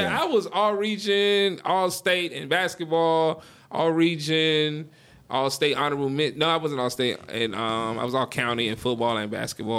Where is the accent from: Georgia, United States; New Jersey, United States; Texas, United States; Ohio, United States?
Georgia, United States; Monroe; I grew up in Monroe, but I didn't go to high school in Monroe.